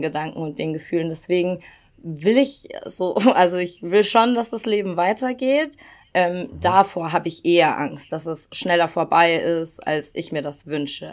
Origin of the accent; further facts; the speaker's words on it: Regensburg, Bavaria, Germany; moved away as an adult; also born or lived in Cologne; in meiner Heimatstadt in Regensburg